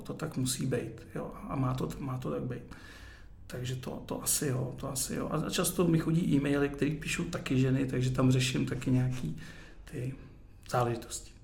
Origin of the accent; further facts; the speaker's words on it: Ústí nad Labem, Ústí nad Labem Region, Czechia; já jsem narozený v Ústí